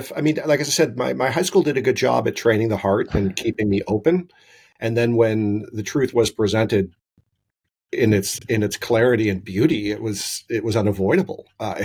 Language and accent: English; California, United States; I grew up in California in the 70s and 80s in a typical Catholic home in California during that time period.